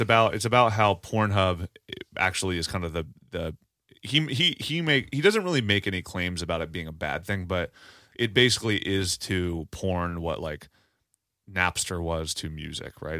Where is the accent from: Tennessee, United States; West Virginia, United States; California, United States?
West Virginia, United States; Parkersburg; moved away; also born or lived in Marietta, Ohio; my hometown of Parkersburg, West Virginia slash Marietta, Ohio